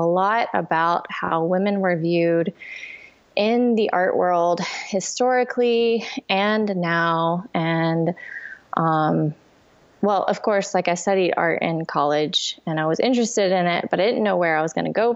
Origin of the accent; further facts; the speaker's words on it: Georgia, United States; moved away; I'm from Georgia. I kind of grew up in a very Christian small town